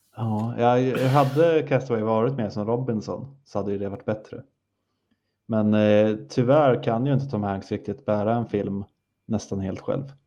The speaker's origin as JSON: {"language": "Swedish", "country": "Sweden", "said": "jag är svensk"}